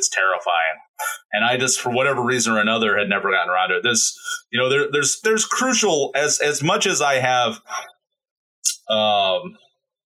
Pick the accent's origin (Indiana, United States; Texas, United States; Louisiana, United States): Indiana, United States; moved away; I still love my home state.